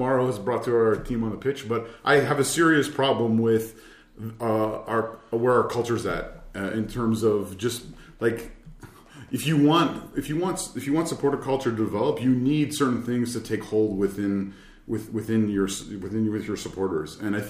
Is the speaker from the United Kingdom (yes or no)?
no; Ontario, Canada; I'm from Ontario, so yeah.